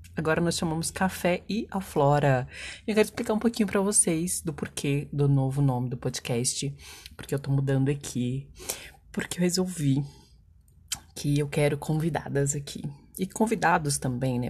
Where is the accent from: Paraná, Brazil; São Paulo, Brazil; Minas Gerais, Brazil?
Minas Gerais, Brazil; como boa mineira que sou